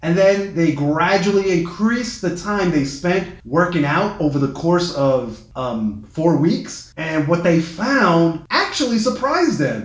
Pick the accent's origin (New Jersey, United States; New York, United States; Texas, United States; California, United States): New York, United States; New York City; my hometown paper, the uh, New York Times